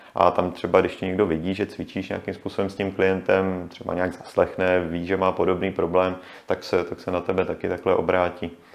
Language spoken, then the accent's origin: Czech; Jihlava, Vysočina Region, Czechia; já jsem vlastně původně z Jihlavy